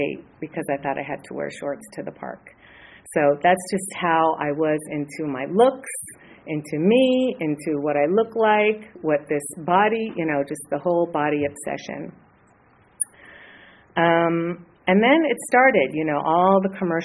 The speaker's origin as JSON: {"language": "English", "town": "Los Angeles", "region": "California", "country": "United States", "tie": "born or raised there", "said": "I grew up in Hollywood."}